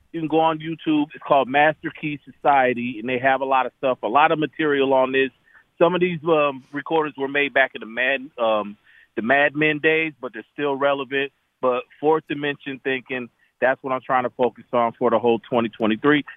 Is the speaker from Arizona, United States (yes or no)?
yes; Tucson, Arizona, United States; moved away; also born or lived in Atlanta / Nashville; I'm from Tucson, Arizona. I've lived in Atlanta. I've lived in Nashville